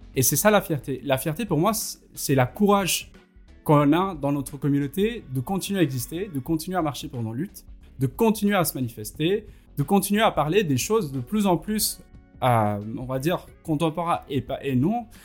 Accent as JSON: {"language": "French", "country": "India", "moved": "as an adult", "said": "quand j'ai quitté l'Inde"}